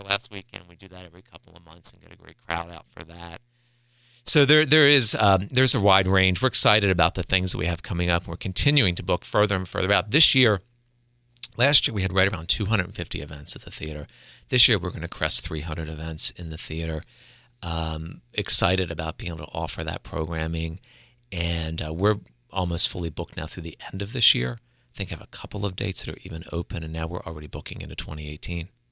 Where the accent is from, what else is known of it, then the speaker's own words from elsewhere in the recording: Delaware, United States; also born or lived in Pennsylvania / Florida / Los Angeles; born and raised in Delaware, graduated from William Penn High School